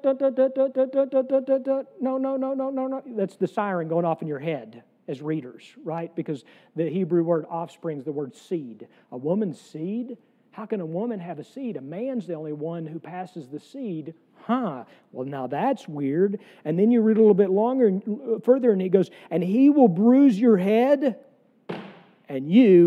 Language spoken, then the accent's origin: English; the South, United States; I am a Southerner